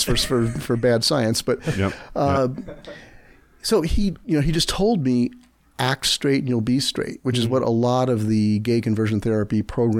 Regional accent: New Jersey, United States; We moved to New Jersey, which I call my hometown because that's where I, you know, spent my adolescence, and it was the only place I ever lived for years at a time in my childhood.

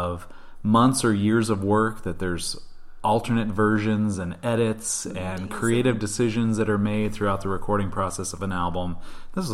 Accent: Midwest, United States; I grew up in the Midwest, not far from Minnesota.

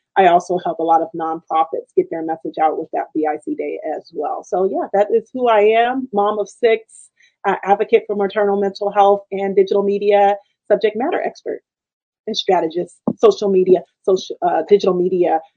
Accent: Richmond, California, United States; I was born in the city, like Richmond, California

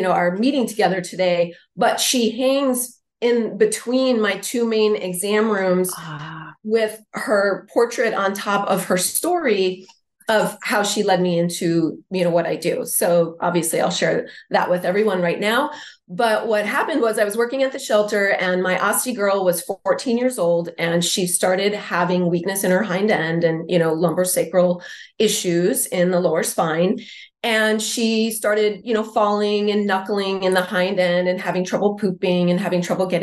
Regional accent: Wisconsin, United States; moved away as an adult; now in San Diego, United States; I'm from Wisconsin originally, but I've been in San Diego for more than 20 years

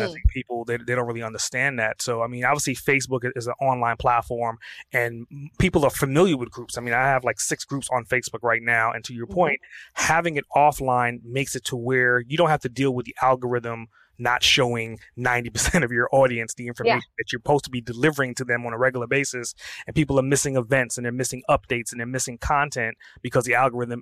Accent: New York City, New York, United States; I grew up in Brooklyn.

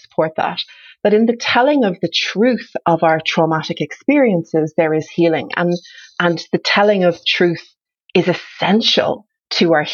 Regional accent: Ireland; moved away; also born or lived in Canada; I grew up in Ireland. I grew up in Ireland in the 70s and 80s

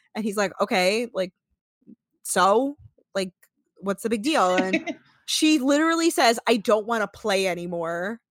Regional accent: the North, United States; I'm from the North

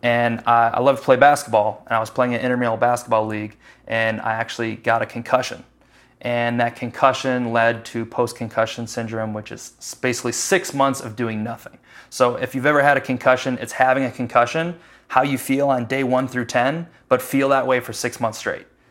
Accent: Chicago, Illinois, United States; moved away as an adult; now in Charlotte, United States; I'm from Chicago

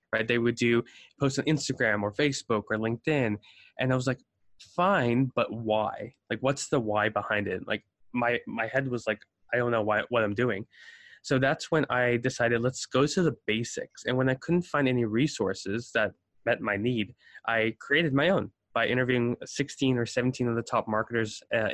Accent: South Africa; now in United States; So I immigrated from South Africa to the States in 07. And, you know, I go with the adage that most immigrants are lawyers, doctors, or failures.

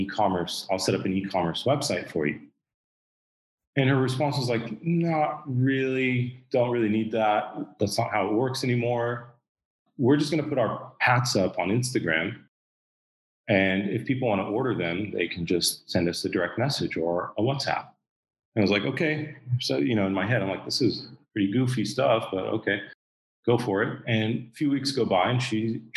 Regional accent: Southern California, United States; moved away as an adult; now in Dubai, United Arab Emirates; I lived in Southern California most of my life.

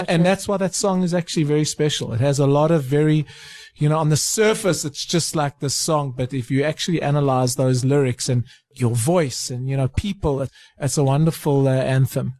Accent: South Africa; as a South African in 2019

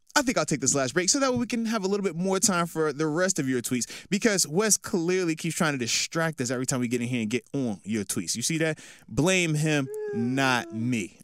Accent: Virginia, United States; born or raised there; moved away as an adult; also born or lived in Buffalo

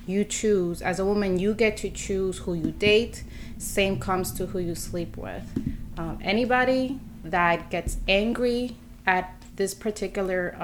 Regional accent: New York City, New York, United States; also born or lived in Brooklyn / Bronx; born and raised in Queens, I'm in the Bronx. I've lived in Brooklyn.

